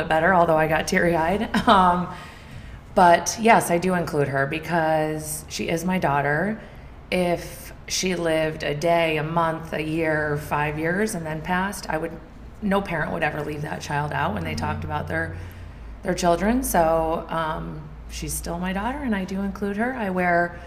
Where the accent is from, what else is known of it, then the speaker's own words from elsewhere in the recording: Fort Edward, New York, United States; also born or lived in Glens Falls, New York; I grew up in Fort Edward, New York, where Tyler grew up. Small town. Still live in Glens Falls, so I'm close by.